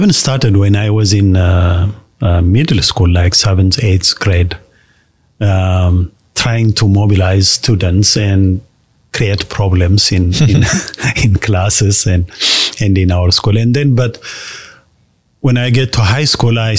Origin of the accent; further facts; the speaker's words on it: Addis Ababa, Ethiopia; Born in Addis Ababa, it's called the capital city of Ethiopia. I was born there, raised there as a city boy